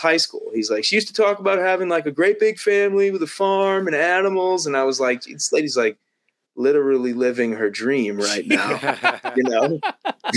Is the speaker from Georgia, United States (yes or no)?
no; Long Island, New York, United States; moved away as an adult; also born or lived in Las Vegas, Nevada; I grew up on Long Island.